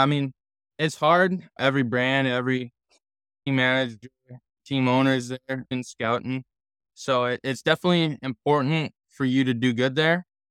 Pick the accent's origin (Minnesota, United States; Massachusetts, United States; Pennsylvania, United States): Minnesota, United States; growing up in Minnesota